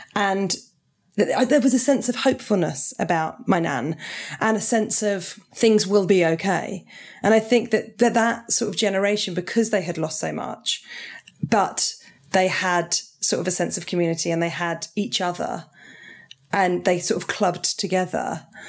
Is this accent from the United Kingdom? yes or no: yes; Portsmouth, South East England, United Kingdom; That's where I grew up in Portsmouth